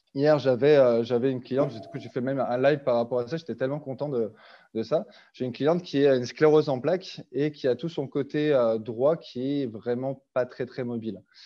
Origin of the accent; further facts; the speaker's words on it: France; moved away as an adult; also born or lived in Switzerland; now in Canada; je suis français